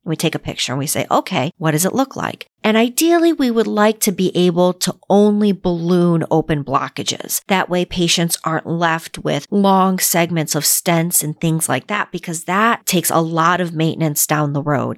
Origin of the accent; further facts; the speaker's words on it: Northeast, United States; moved away; I grew up in the Northeast where it was very cold.